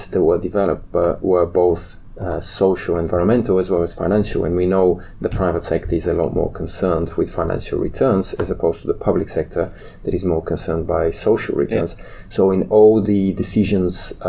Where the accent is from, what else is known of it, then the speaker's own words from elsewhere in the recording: Bulgaria; moved away as an adult; also born or lived in London, United Kingdom; I moved back to my home country in Bulgaria